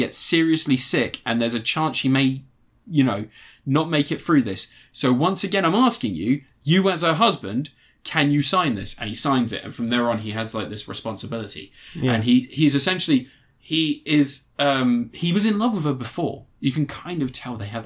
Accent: United Kingdom; a Pakistani that's grown up in the UK

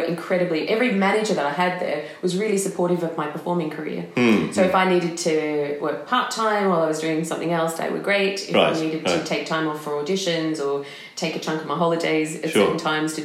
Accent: Melbourne, Victoria, Australia; moved away as an adult; now in Edinburgh, United Kingdom; I grew up in Melbourne, in the outer suburbs of Melbourne

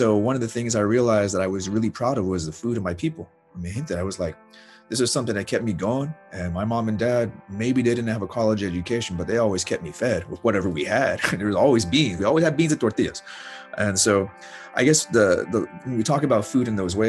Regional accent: Arizona, United States; moved away; I grew up in Arizona

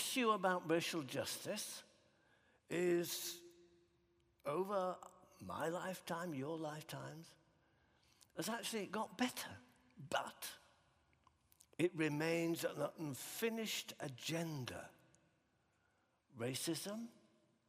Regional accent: Huddersfield, Yorkshire and the Humber, United Kingdom; growing up in Huddersfield in West Yorkshire

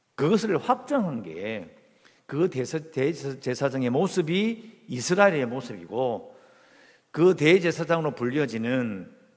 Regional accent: South Korea; 어릴 때부터 이 한국에서 자랐으니까

